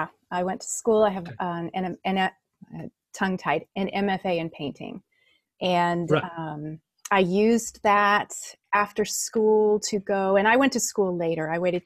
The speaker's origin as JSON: {"language": "English", "town": "Holland", "region": "Michigan", "country": "United States", "said": "Michigan. Michigan, US. Yeah."}